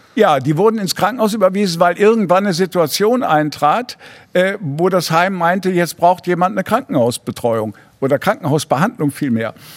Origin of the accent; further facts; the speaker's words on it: Ratingen, North Rhine-Westphalia, Germany; also born or lived in Cologne / Düsseldorf / Hamburg; Ratingen geboren